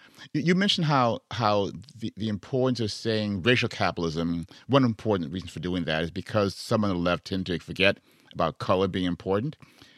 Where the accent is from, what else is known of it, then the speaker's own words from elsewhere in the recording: Chicago, Illinois, United States; moved away; I'm from Chicago. I'm Chicago born and raised. I'll always be a Chicago in many ways.